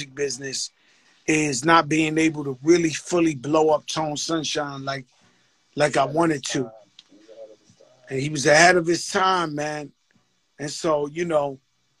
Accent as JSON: {"language": "English", "town": "New York City", "region": "New York", "country": "United States", "tie": "born or raised there", "said": "I grew up in the Bronx"}